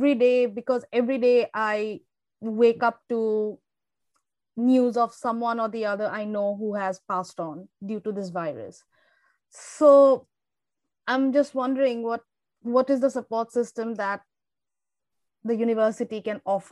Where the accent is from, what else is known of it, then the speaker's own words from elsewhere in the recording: Assam, India; moved away as an adult; now in Melbourne, Australia; I am from India. My family is based in Assam